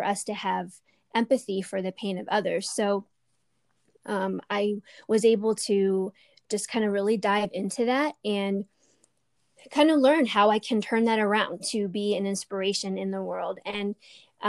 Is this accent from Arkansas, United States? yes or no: no; Lancaster County, Pennsylvania, United States; I was born in Lancaster County. I was raised in a conservative Mennonite community